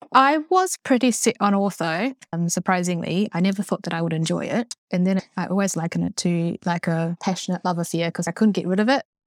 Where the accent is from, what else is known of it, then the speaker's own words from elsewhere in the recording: Christchurch, Canterbury, New Zealand; accent: strong New Zealand; also born or lived in Taiwan; I, uh, was born in Taiwan and, uh, my family moved here to Christchurch, uh, when I was five, and then I grew up in Christchurch and did all my schooling there